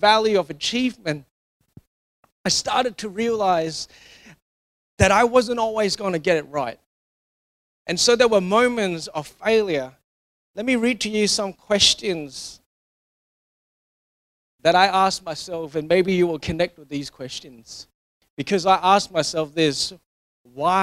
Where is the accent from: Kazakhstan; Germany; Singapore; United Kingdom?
Singapore; growing up in Singapore